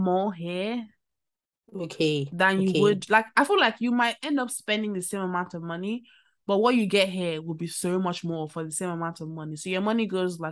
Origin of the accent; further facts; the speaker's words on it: Nigeria; as a Nigerian